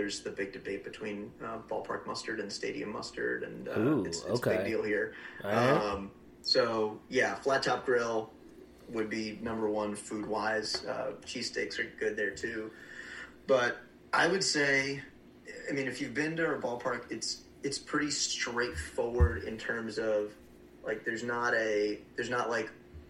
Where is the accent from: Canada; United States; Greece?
United States; New Jersey; now in Ohio, United States; I'm from New Jersey originally. So we're an hour from Medina.